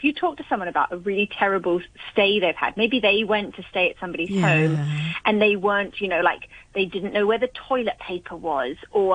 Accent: Hong Kong; growing up in Hong Kong

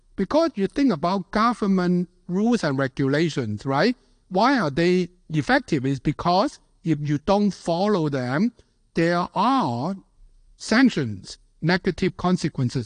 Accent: Hong Kong; moved away; also born or lived in United States; being born and raised in Hong Kong

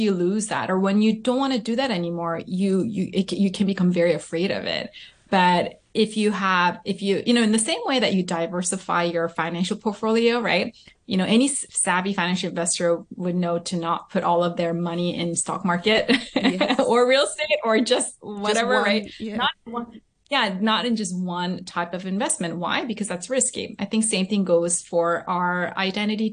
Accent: Southern California, United States; also born or lived in South Korea; I was born and raised in Southern California, and then I went to elementary school in Korea, and then we came back when I was in middle school.

